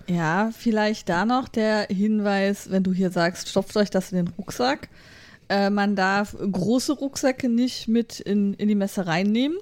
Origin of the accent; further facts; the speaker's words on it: Germany; wir sind halt als Deutsche